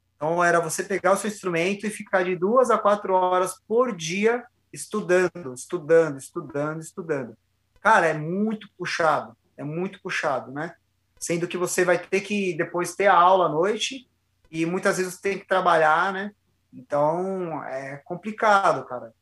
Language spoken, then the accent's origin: Portuguese; São Paulo, Brazil; moved away as an adult; now in Jundiaí, Brazil; eu sou de São Paulo, cara, sou da Zona Leste